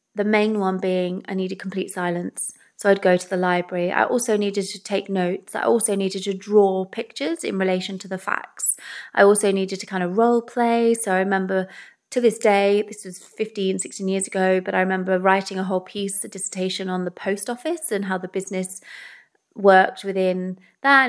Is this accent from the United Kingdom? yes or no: yes; England, United Kingdom; also born or lived in Wales; I'm English